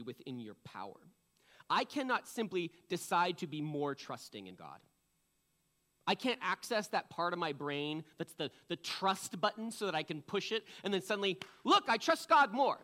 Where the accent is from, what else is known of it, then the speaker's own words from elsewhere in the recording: East Coast, United States; now in Washington, United States; I'm from the East Coast